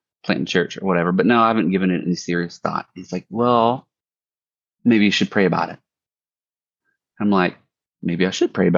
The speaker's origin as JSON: {"language": "English", "town": "Biloxi", "region": "Mississippi", "country": "United States", "tie": "born or raised there", "also_born_or_lived": "Bay St. Louis, Mississippi", "said": "So I'm from the Mississippi Gulf Coast, and I was a military brat. Long story short, grew up in Biloxi"}